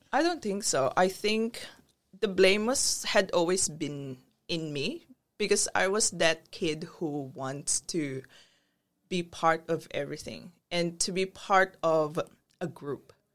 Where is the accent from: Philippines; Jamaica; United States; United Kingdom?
Philippines; moved away as an adult; also born or lived in Brunei; now in Australia; growing up in the Philippines, you wouldn't believe that I was that rebellious kid